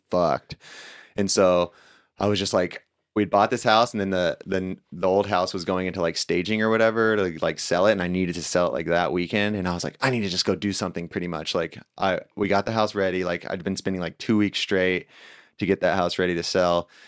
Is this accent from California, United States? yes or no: yes; Lakeside, California, United States; also born or lived in La Mesa, California; I grew up in Lakeside